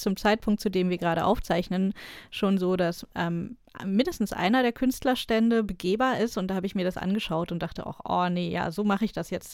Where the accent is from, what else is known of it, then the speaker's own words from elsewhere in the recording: Berlin, Germany; Als Berlinerin